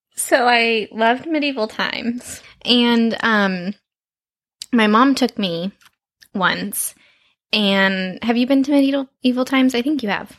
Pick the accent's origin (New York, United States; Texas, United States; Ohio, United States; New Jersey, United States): Texas, United States; now in Los Angeles, United States; I'm from Texas